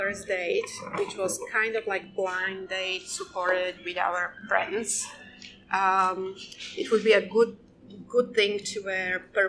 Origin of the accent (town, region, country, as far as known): Slovakia; now in Phuket, Thailand